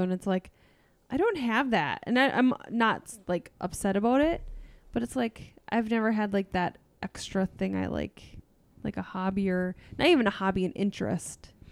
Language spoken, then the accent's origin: English; half an hour from Saint Cloud, Minnesota, United States; my hometown was a half an hour from Saint Cloud.